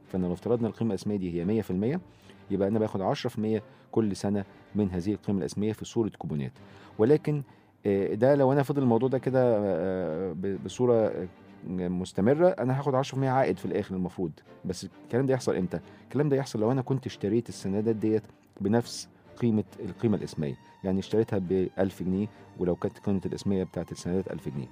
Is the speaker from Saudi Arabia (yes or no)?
no; Egypt; عندنا في مصر